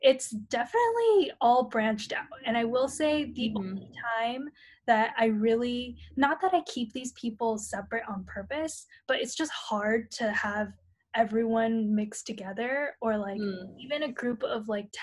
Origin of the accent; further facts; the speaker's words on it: San Francisco, California, United States; moved away; those that I grew up with in San Francisco